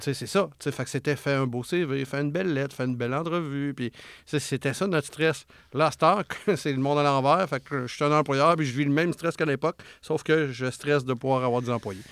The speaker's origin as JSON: {"language": "French", "area": "Charlevoix", "region": "Quebec", "country": "Canada", "tie": "born or raised there", "moved": "yes", "said": "je viens de Charlevoix, où ce que c'est un coin que souvent, c'est ces mentalités-là un petit peu. Puis euh, maman à la maison, puis quand c'est le temps, elle retourne travailler, puis etc. Puis moi, ben, quand j'ai grandi là-dedans"}